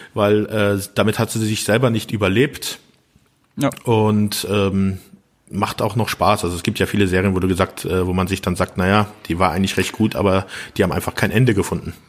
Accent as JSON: {"language": "German", "country": "Germany", "said": "hier in, bei uns in Deutschland"}